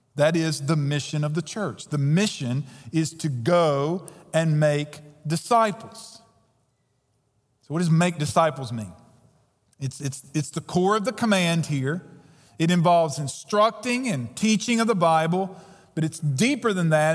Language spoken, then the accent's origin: English; United States; we as Americans